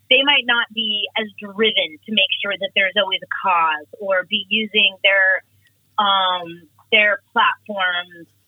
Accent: Portland, Oregon, United States; I'm a mother, I'm a Portland native

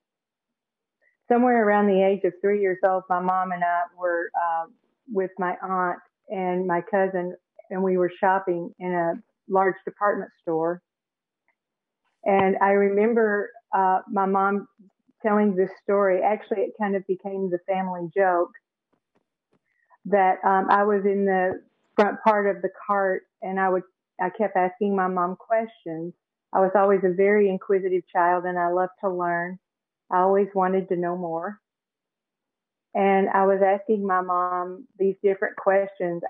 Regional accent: Tennessee, United States; also born or lived in Phoenix, Arizona; now in St. Petersburg, United States; I live in St. Petersburg, Florida now. I grew up in Tennessee and spent some time out in Phoenix, Arizona.

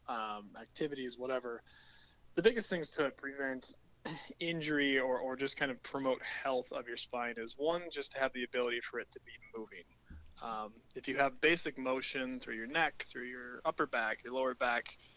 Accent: United States; also born or lived in Southern California / Colorado; I grew up in Southern California and Colorado

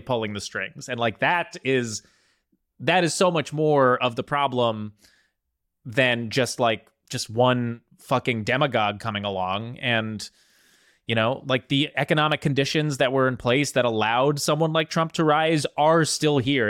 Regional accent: New Jersey, United States; I'm from New Jersey.

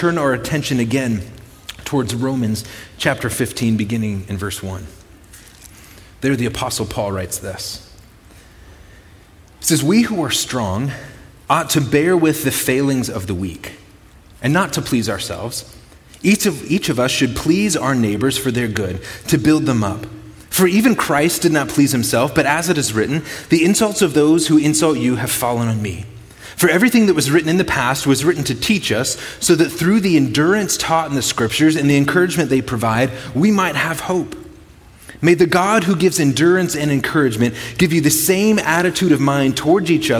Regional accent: Chicago, Illinois, United States; moved away as an adult; now in Brookings, United States; I grew up in the Chicago area, on the southeast side of Chicago

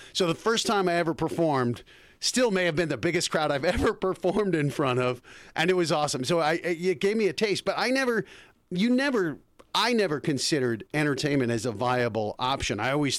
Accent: Colorado, United States; moved away as an adult; also born or lived in Bergen County, New Jersey; now in Los Angeles, United States; From Colorado. Well, actually, I was born in Jersey, Bergen County.

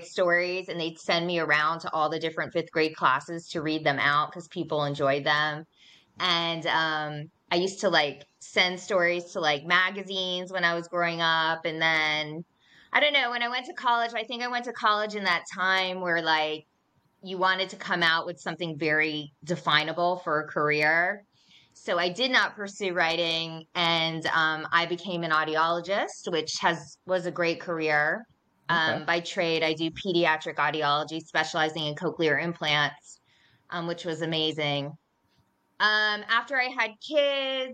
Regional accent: Miami, Florida, United States; now in Dunwoody, United States; I grew up in Miami, which was like a totally different experience.

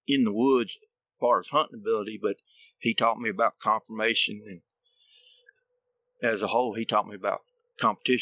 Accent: Alabama, United States; growing up in Alabama

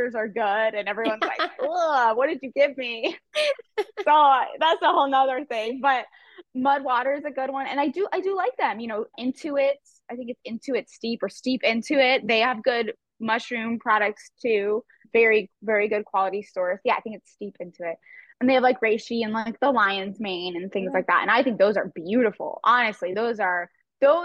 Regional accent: Scottsdale, Arizona, United States; Scottsdale, Arizona area. I'm actually one of the few that was born and raised here

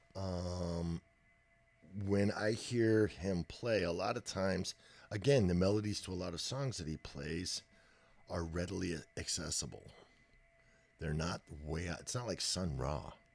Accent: Texas, United States; I was born in Texas. I'm a native.

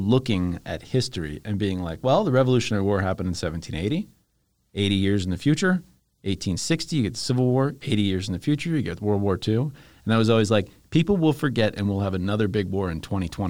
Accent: Virginia, United States; but they're landing in Northern Virginia. So it's like my hometown in this video game.

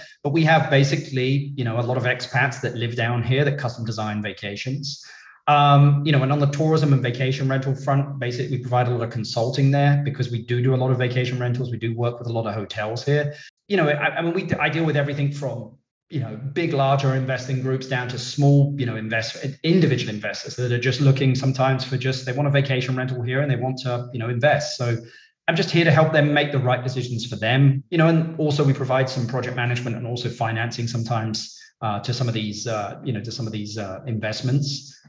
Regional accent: London, United Kingdom; I'm originally from London, UK. Even now, Brits are asking me, even though they're asking me if I'm from South Africa and Australia

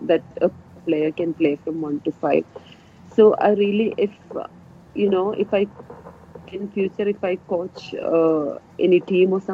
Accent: Wayanad, Kerala, India; moved away as an adult; now in Australia; as a girl from Wayanad

